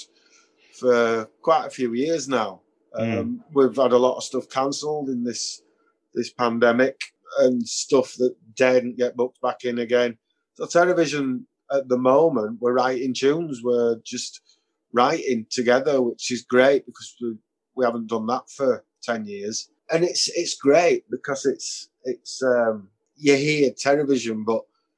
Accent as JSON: {"language": "English", "town": "Bradford", "region": "Yorkshire and the Humber", "country": "United Kingdom", "said": "because I'm from Bradford"}